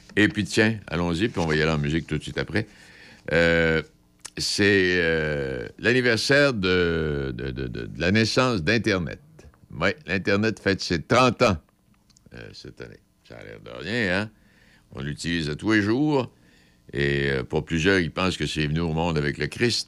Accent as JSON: {"language": "French", "region": "Quebec", "country": "Canada", "said": "chez nous au Québec"}